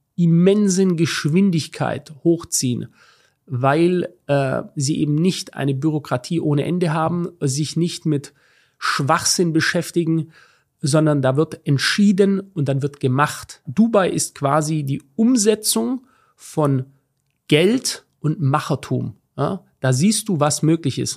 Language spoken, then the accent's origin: German; Germany; ich lebe in Deutschland und auch wenn ich diesem Land oder was davon übrig ist, ähm, sehr kritisch gegenüber bin, ähm, bin ich doch verwurzelt. Ja? Ähm, sehr stark verwurzelt an, an meine Heimat